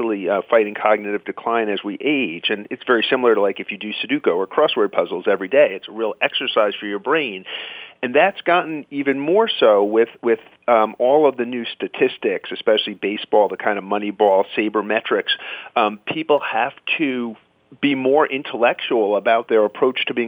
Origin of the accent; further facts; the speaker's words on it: New York, United States; now in New England, United States; I grew up in Queens